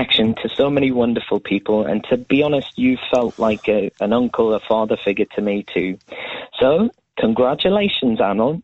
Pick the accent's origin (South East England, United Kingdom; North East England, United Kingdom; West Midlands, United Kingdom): North East England, United Kingdom; Cramlington; now in London, United Kingdom; I'm originally from Cramlington